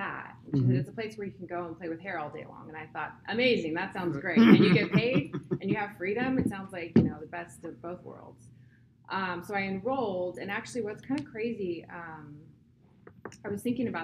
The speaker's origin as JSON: {"language": "English", "town": "San Luis Obispo", "region": "California", "country": "United States", "tie": "born or raised there", "also_born_or_lived": "Oxnard, California", "said": "I was born in Oxnard, California, and raised in San Luis Obispo. So I am a California girl"}